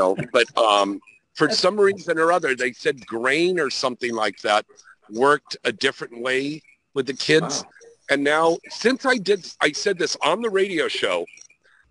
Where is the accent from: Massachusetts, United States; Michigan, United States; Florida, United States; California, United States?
California, United States; Bay Area; also born or lived in New York; now in Los Angeles, United States; The Bay Area, and then I lived in New York for several years.